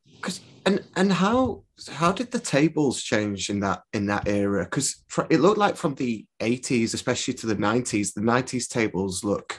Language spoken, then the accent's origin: English; Preston, North West England, United Kingdom; I'm from Preston